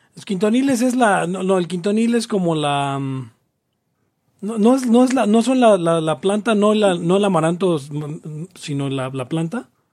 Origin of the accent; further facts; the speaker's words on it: Mexico; los mexicanos tenemos